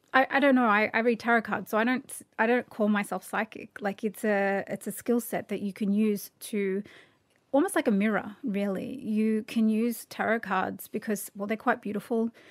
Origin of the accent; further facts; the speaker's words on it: Australia; I'm so Australian